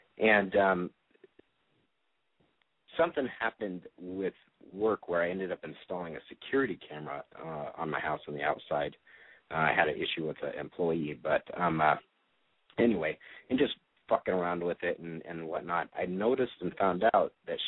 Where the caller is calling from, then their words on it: Phoenix, Arizona, United States; I am 33. I'm from Phoenix